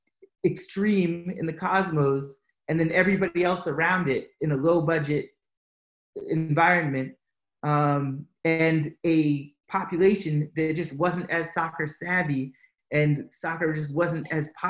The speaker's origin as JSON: {"language": "English", "region": "Massachusetts", "country": "United States", "also_born_or_lived": "Atlanta", "moved": "yes", "lives_now": "Chicago, United States", "said": "I'm from Massachusetts."}